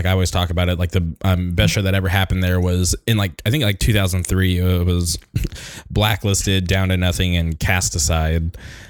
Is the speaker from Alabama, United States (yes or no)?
no; Palm Springs, California, United States; moved away as an adult; now in Orange County, United States; So I grew up in the Palm Springs area, and then I moved to Orange County like 10 years ago. So it's been like a decade in Orange County.